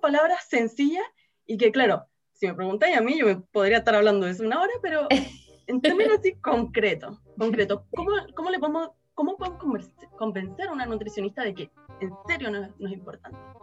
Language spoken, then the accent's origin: Spanish; Chile; acá en Chile